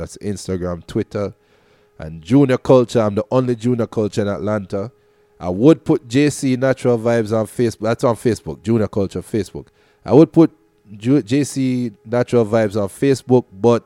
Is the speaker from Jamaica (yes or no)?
yes; Portmore, Saint Catherine, Jamaica; I grew up in Portmore, Westchester.